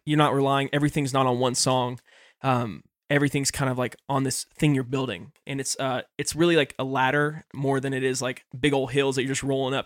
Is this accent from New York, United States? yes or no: no; Nashville, Tennessee, United States; moved away as an adult; also born or lived in Florida; growing up in Nashville.